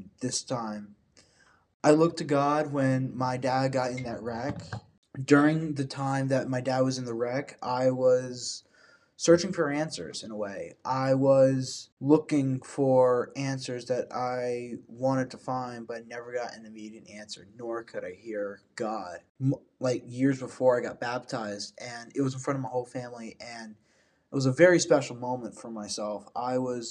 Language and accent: English; Tampa, Florida, United States; now in Evans, United States; I was born in Tampa, Florida, not Augusta